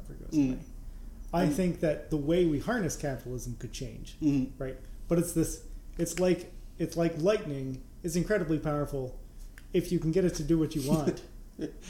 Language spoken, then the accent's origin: English; Vermont, United States; now in Chicago, United States; I was born in Vermont and I live in Chicago